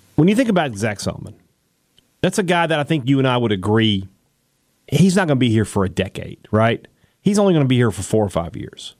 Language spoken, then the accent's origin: English; Mississippi, United States; I'm from Mississippi.